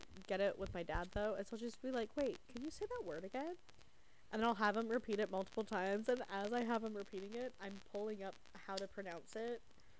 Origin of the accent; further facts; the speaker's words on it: Canada; also born or lived in US South; like, you know, I'm a Canadian. I was raised by Canadians that live in the South